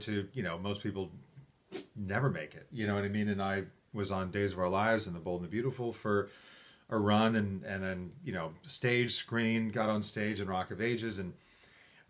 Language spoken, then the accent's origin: English; New York, United States; also born or lived in Syracuse; I grew up in New York